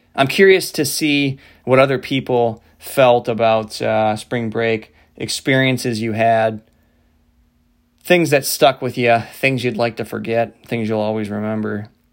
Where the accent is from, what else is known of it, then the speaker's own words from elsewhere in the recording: Midwest, United States; a bunch of pasty white Irish kids growing up in the Midwest